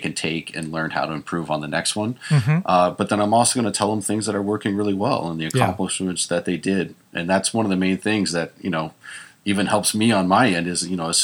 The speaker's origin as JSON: {"language": "English", "region": "Texas", "country": "United States", "tie": "born or raised there", "moved": "as an adult", "lives_now": "California, United States", "said": "I grew up in Texas"}